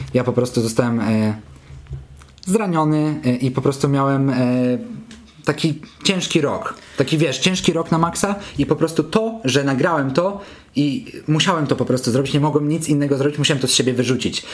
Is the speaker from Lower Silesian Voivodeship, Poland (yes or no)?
yes; Kamienna Góra, Lower Silesian Voivodeship, Poland; also born or lived in Wrocław; now in Warsaw, Poland; jestem z Kamiennej Góry, gdzieś tam mieszkałem potem we Wrocławiu, teraz mieszkam w Warszawie